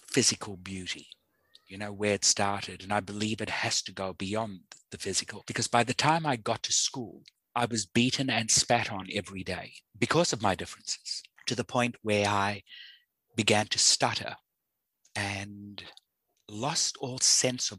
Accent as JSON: {"language": "English", "country": "South Africa", "tie": "born or raised there", "said": "I was born in South Africa at the height of the apartheid system."}